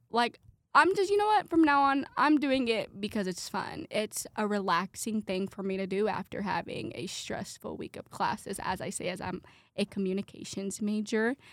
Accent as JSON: {"language": "English", "town": "Brownsburg", "region": "Indiana", "country": "United States", "tie": "born or raised there", "said": "I am from Brownsburg, Indiana"}